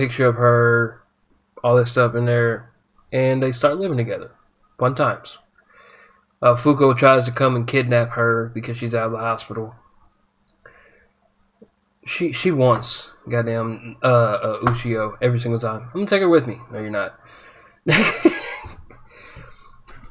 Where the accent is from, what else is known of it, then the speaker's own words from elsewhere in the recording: United States; as an American